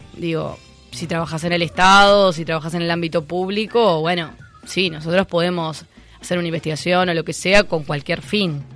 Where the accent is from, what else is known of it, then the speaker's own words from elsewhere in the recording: Montevideo, Uruguay; soy montevideana